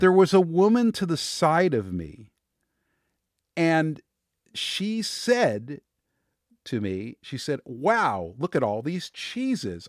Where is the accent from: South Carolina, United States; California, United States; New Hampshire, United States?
California, United States; Los Angeles; I was born in Hollywood. I, you know, I, I'm around actors and performers. I mean, I, I grew up in that world